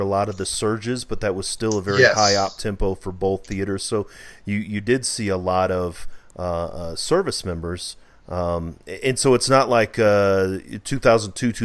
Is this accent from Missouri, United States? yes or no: yes; St. Louis, Missouri, United States; I'm from St. Louis. Totally different type of Missouri, because it is I'm a city guy